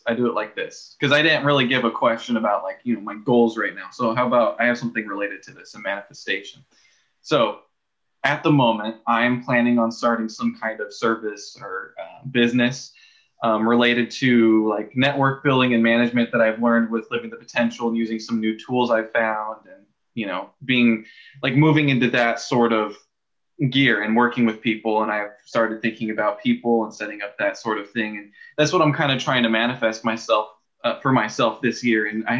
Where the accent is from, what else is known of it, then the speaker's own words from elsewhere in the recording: California, United States; now in Oregon, United States; I come here to Oregon from Southern California